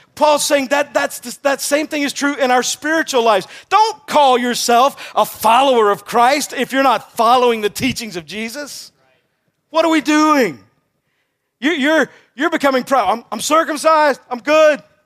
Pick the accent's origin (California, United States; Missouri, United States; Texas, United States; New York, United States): Texas, United States; I'm from Texas